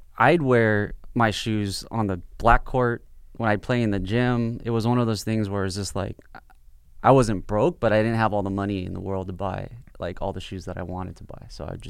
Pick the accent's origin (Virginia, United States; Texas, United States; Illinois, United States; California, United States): California, United States; Harbor City; No, I grew up in the South Bay, which is like Harbor City.